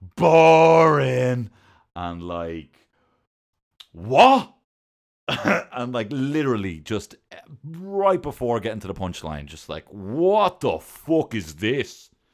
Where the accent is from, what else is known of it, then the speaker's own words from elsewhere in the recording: Ireland; I'm Irish, uh, and I'm not in the I R